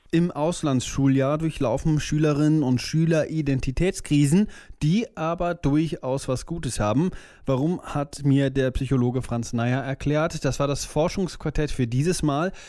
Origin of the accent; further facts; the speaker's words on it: near Cologne, North Rhine-Westphalia, Germany; also born or lived in Denmark; Nach zehn Jahren in meiner Heimatstadt in der Nähe von Köln hat es mir dann gereicht